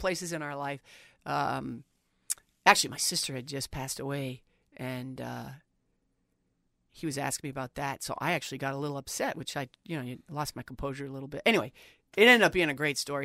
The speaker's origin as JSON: {"language": "English", "area": "Long Island", "region": "New York", "country": "United States", "tie": "born or raised there", "moved": "yes", "said": "I was born on Long Island in New York City"}